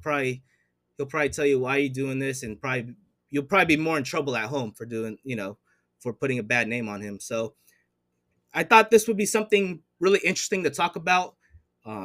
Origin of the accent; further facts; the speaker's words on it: United States; I'm from the States